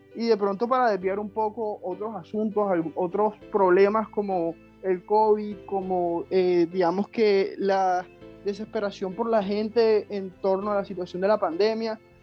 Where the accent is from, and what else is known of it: Colombia